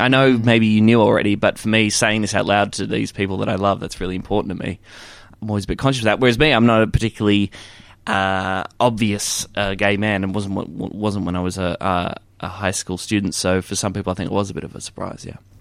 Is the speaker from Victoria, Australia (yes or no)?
yes; Warrnambool, Victoria, Australia; a little kid growing up in Warrnambool